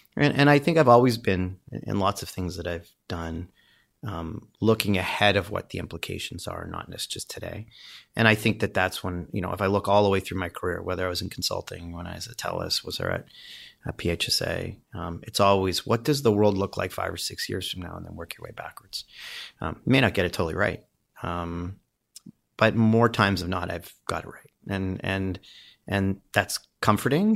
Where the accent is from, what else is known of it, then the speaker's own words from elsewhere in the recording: Windsor, Ontario, Canada; I grew up in Windsor, Ontario.